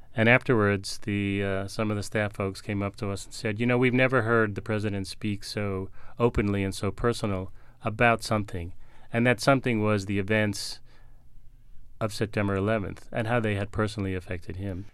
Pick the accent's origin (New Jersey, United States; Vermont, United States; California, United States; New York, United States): New York, United States; New York City; As a New Yorker